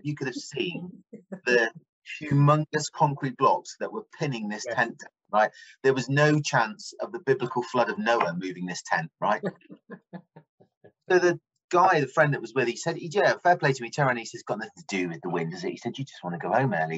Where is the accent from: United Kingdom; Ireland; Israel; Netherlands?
United Kingdom; as a British population